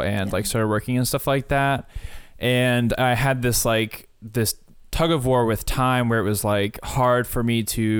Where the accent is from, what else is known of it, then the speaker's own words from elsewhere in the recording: Florida, United States; moved away as an adult; now in Boston, United States; I grew up in Florida